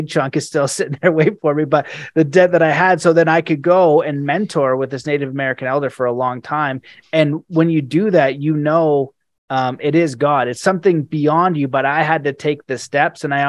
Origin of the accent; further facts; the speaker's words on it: Canada; I'm Canadian